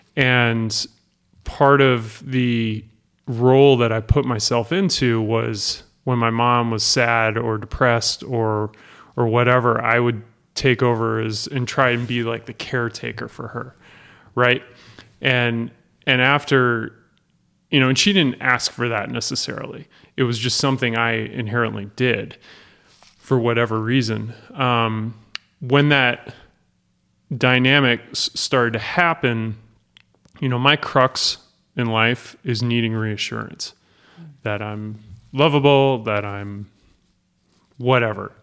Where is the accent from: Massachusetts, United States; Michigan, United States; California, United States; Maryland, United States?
Massachusetts, United States; Worthington; I grew up in Western Massachusetts, little town called Worthington